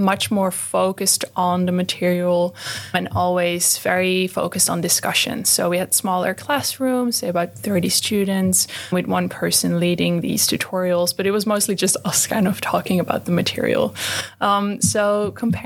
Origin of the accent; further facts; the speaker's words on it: Netherlands; moved away as an adult; now in Australia; I am from the Netherlands and that's where I did my undergrad.